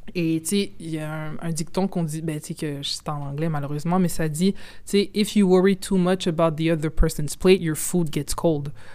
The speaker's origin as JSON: {"language": "French", "region": "Quebec", "country": "Canada", "said": "moi, je suis canadienne, mais québécoise, mais je suis d'origine congolaise"}